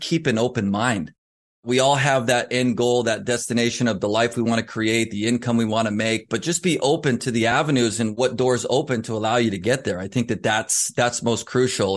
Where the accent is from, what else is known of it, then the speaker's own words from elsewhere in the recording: Southern California, United States; Growing up in Southern California